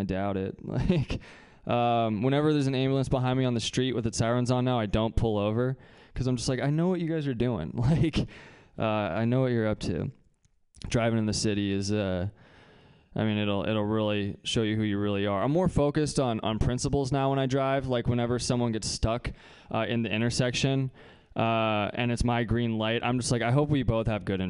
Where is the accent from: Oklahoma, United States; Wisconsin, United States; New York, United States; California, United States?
California, United States; Bay Area; we learn, like, a different kind of supremacy when you grow up in the Bay Area